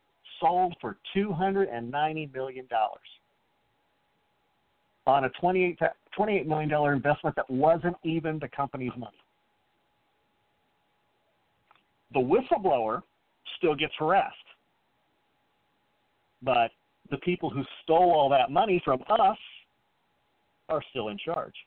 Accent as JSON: {"language": "English", "region": "Illinois", "country": "United States", "tie": "born or raised there", "moved": "yes", "lives_now": "Florida, United States", "said": "I grew up in Illinois on a farm"}